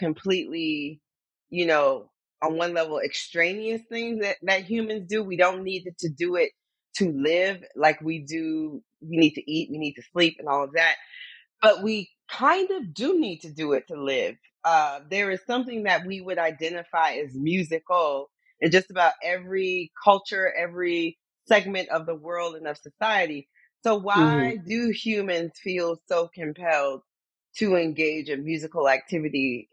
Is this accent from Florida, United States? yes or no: yes; Florida, United States; Most of my Black teachers, Girl Scout leaders were all Black college grads growing up in Florida